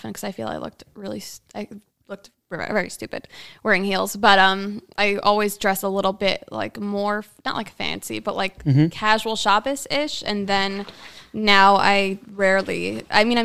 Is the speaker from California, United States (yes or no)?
no; New York, United States; I am also from New York